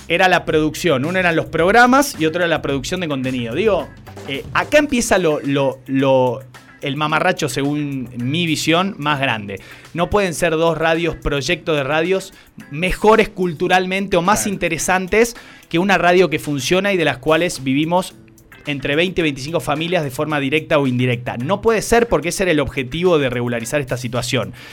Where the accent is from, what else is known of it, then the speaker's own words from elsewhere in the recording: Salta, Argentina; todos somos salteños y salteñas